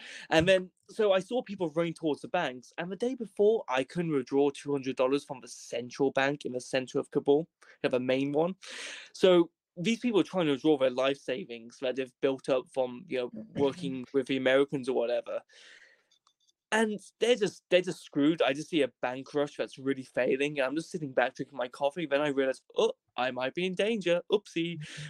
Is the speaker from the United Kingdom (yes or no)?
yes; Wales, United Kingdom; So I go, "I'm from Wales, my friends. You know, see up here, United Kingdom, I includes Wales."